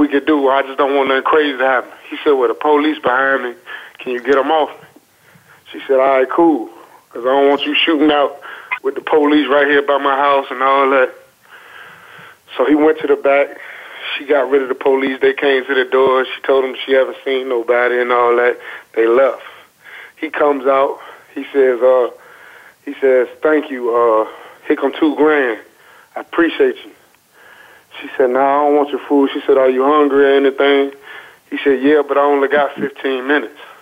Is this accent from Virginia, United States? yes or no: yes; Chesapeake, Virginia, United States; growing up in South Norfolk